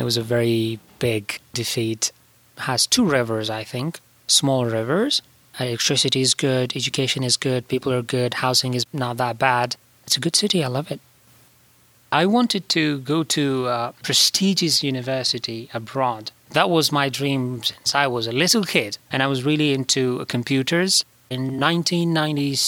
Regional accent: Herat, Afghanistan; moved away as an adult; now in Pittsburgh, United States; I was born in Herat, Afghanistan.

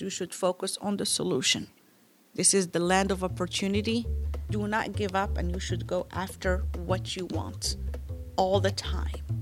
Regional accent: Morocco; English is a second language; moved away as an adult; now in Pittsburgh, United States; Where I come from is Morocco, and we don't have middle names there.

